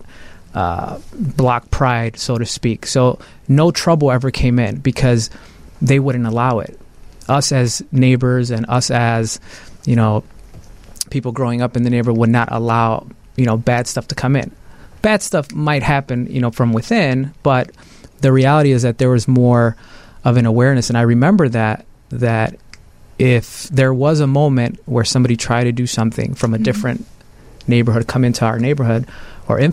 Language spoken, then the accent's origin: English; Chicago, Illinois, United States; I grew up in Ukrainian Village, very mm-hmm. rough neighborhood when I was a kid